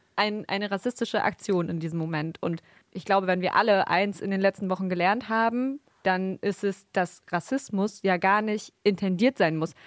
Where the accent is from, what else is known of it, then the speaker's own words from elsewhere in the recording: Bremen, Germany; Wir kommen ja aus Bremen